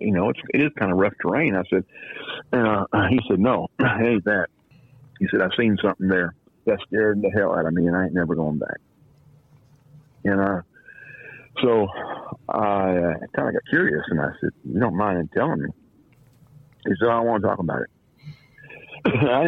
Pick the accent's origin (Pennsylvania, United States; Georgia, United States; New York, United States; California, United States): California, United States; Los Angeles; moved away as an adult; now in Louisiana, United States; From Canoga Park, California, San Fernando Valley